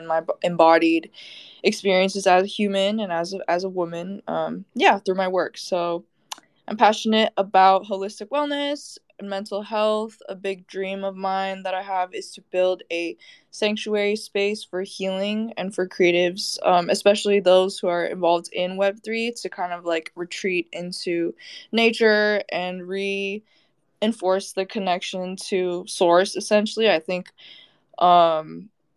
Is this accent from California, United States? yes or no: yes; Bay Area, California, United States; moved away as an adult; now in Los Angeles, United States; I'm originally from the Bay Area, went to school out there, grew up out there, but now I'm LA based.